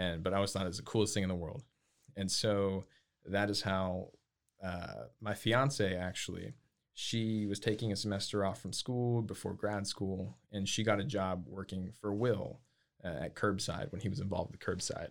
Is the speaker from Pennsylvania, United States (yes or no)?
no; Lake Jackson, Texas, United States; moved away as an adult; now in Waco, United States; I'm originally from south of Houston